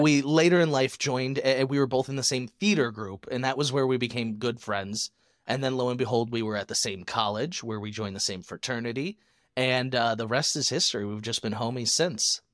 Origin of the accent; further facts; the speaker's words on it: Michigan, United States; now in Arizona, United States; Growing up in Michigan